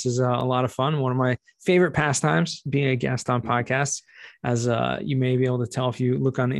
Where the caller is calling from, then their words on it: Jerusalem, Jerusalem District, Israel; Tuning in today from the holy city of Jerusalem in Israel.